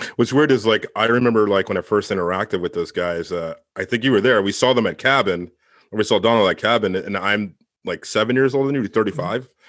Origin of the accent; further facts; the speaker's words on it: Northern Virginia, United States; I'm from Northern Virginia.